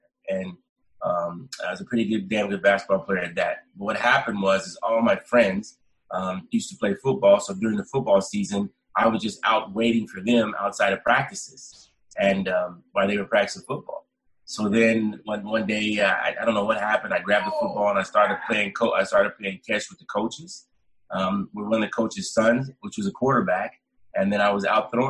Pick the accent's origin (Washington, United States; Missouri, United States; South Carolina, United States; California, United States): California, United States; Sacramento; moved away as an adult; also born or lived in Calgary, Canada; now in Ottawa, Canada; I went back to my hometown, played for Sacramento